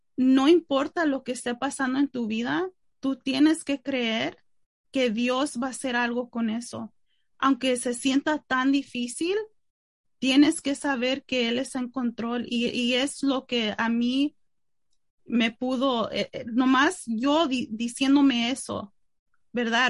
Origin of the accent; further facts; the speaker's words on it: Mexico; yo soy mexicana